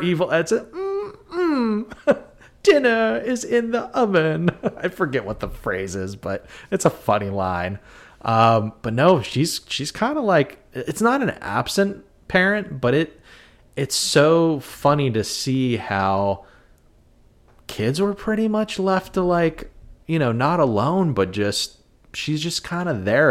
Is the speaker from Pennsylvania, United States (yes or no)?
yes; Western Pennsylvania, United States; we're from Western P